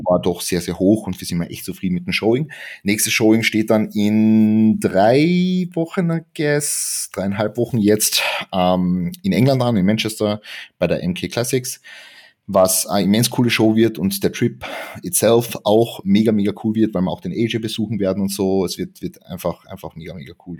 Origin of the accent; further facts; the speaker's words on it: Klagenfurt, Carinthia, Austria; moved away as an adult; now in Vienna, Austria; eigentlich komme ich aus dem Süden Österreichs, ähm, aus Klagenfurt. Bin 2019 nach Wien gezogen